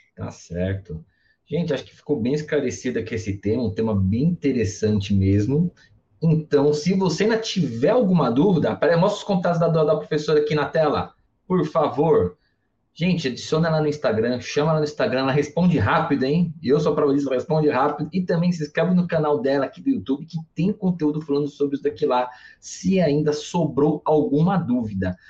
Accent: Mooca, São Paulo, Brazil; É dois canal mesmo que eu sou da Moca. Moca fala dois canal, não fala dois canais

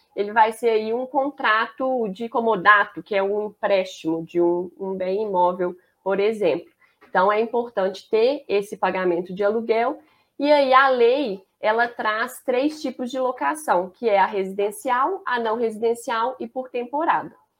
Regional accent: Belo Horizonte, Minas Gerais, Brazil; accent: mineiro; o sotaque eu acho que já vai entregar. Eu sou mineira, sou de Belo Horizonte, BH, que a gente fala

